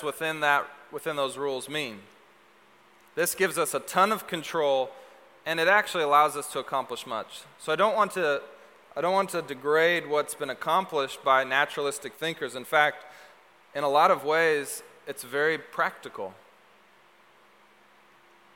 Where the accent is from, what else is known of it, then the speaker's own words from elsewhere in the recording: Seattle, Washington, United States; also born or lived in Texas; I was a functional Seattleite.